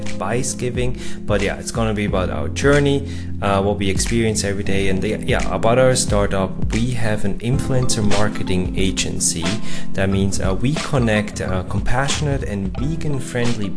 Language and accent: English; Lucerne, Switzerland; I'm from Lucerne, Switzerland. That's in the German part of Switzerland